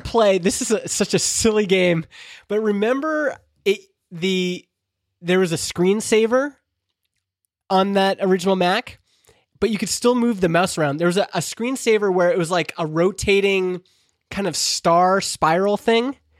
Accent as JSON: {"language": "English", "region": "Alberta", "country": "Canada", "tie": "born or raised there", "said": "growing up in Alberta in the eighties"}